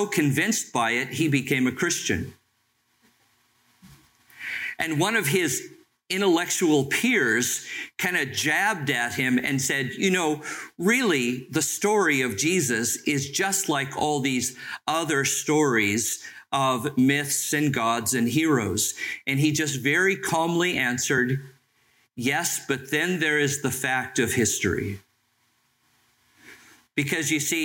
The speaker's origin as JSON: {"language": "English", "town": "San Bernardino", "region": "California", "country": "United States", "tie": "born or raised there", "said": "I was born in San Bernardino, and the Helms bakery truck would come through the neighborhood"}